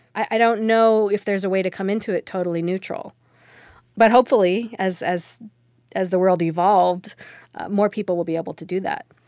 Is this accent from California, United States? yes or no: yes; California, United States; now in Minnesota, United States; I'm from California, but I now live in Minnesota